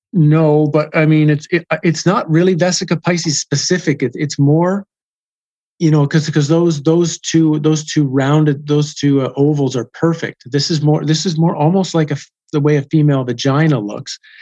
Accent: Canada; I'm from Canada

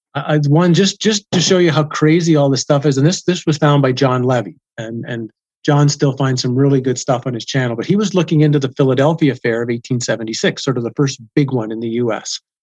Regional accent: Canada; I'm from Canada

